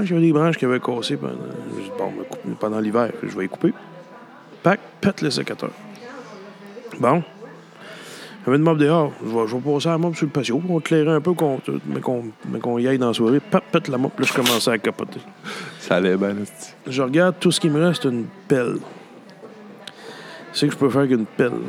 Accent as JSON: {"language": "French", "town": "Gallix", "region": "Quebec", "country": "Canada", "tie": "born or raised there", "said": "J'ai grandi à Galix."}